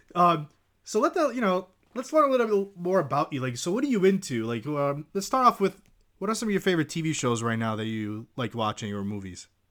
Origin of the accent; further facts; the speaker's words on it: Sparta, Peloponnese, Greece; moved away; also born or lived in Kalamata; I used to live in Greece. I'm from Greece